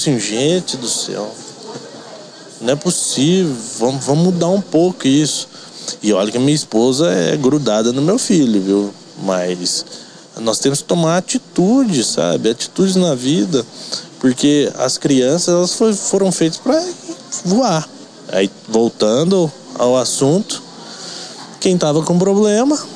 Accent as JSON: {"language": "Portuguese", "region": "Goiás", "country": "Brazil", "moved": "as an adult", "lives_now": "Avaré, Brazil", "said": "eu sou de Goiás, né?"}